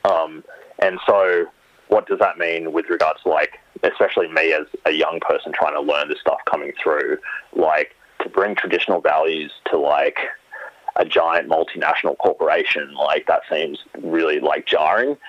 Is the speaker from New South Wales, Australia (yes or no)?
yes; New South Wales, Australia; post-colonial Aboriginal cultures that I grew up with in New South Wales